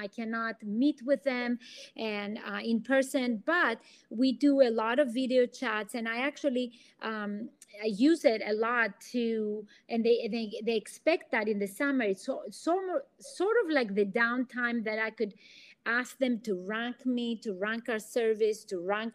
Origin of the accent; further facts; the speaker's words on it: Athens, Attica, Greece; accent: Greek; English is a second language; now in United States; I'm originally from Athens, Greece. That's the accent you hear.